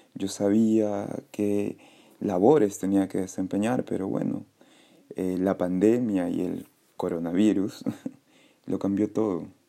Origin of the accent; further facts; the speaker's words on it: Callao, Peru; soy peruano, nací en el Callao